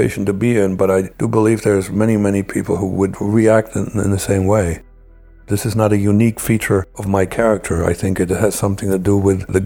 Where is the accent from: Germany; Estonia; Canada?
Germany; moved away as an adult; now in United States; I really still had some loyalty towards my home country, East Germany